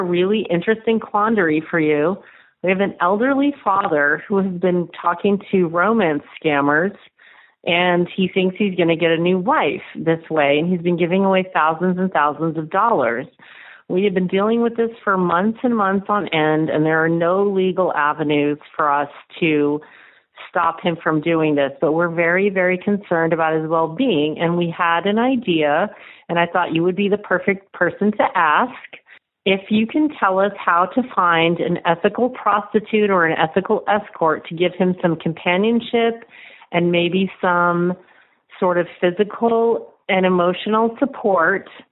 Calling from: Austin, Texas, United States; I'm calling from Austin, Texas

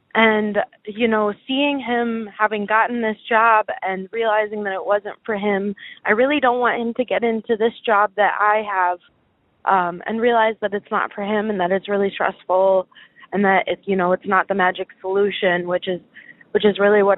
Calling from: Chicago, Illinois, United States; I am 22 from Chicago, and my problem that I'm dealing with is with work and my boyfriend

